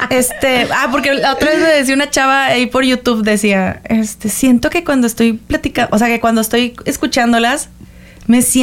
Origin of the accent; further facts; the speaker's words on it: Monterrey, Nuevo León, Mexico; las regias tenemos fama de ser mamonas.